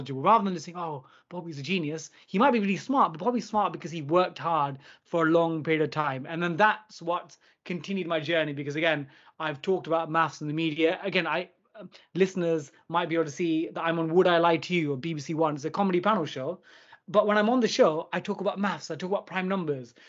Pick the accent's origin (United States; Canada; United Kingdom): United Kingdom; London; I was born and raised in East London